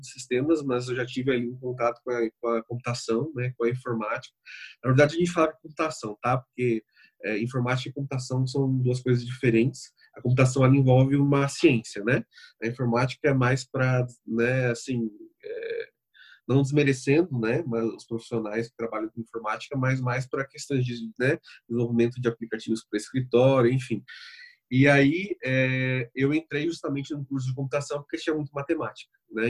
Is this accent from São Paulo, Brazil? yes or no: yes; Bauru, São Paulo, Brazil; sou de, de São Paulo, mas especificamente do interior de São Paulo, Bauru